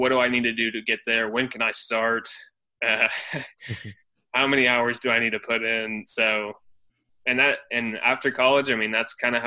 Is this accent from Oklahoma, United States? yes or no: yes; Oklahoma City, Oklahoma, United States; I'm from Oklahoma City. I was born here. I've been here all my life.